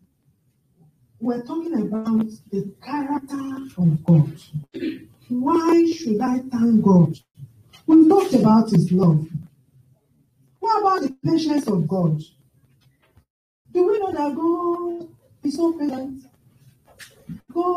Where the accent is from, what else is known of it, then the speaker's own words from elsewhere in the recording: Nigeria; now in United Kingdom; I grew up with my grandmother in Nigeria